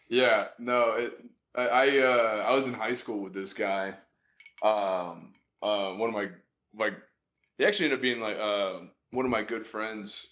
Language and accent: English; Jacksonville, Florida, United States; I grew up in Jacksonville